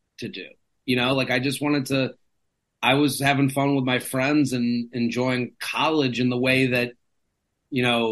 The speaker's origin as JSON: {"language": "English", "town": "Needham", "region": "Massachusetts", "country": "United States", "also_born_or_lived": "State College, Pennsylvania", "moved": "as an adult", "lives_now": "New York City, United States", "said": "I'm from Needham, which is a small town."}